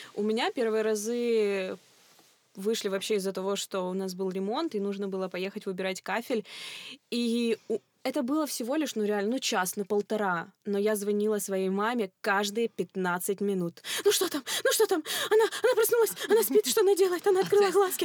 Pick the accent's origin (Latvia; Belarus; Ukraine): Ukraine; Kropyvnytskyi, Kirovohrad Oblast; я ж из Кировограда